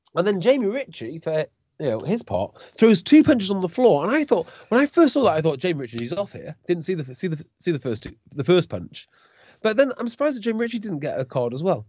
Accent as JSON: {"language": "English", "area": "Welsh", "region": "Wales", "country": "United Kingdom", "said": "as a Welsh fan growing up"}